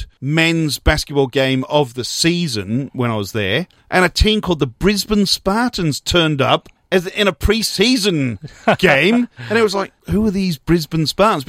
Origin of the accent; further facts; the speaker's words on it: Wales, United Kingdom; moved away; I'm from Wales, right? I'm 19.